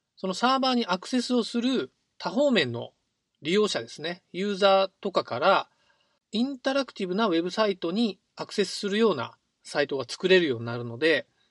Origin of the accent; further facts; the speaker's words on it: Ehime, Japan; 僕の出身地は愛媛県なんですが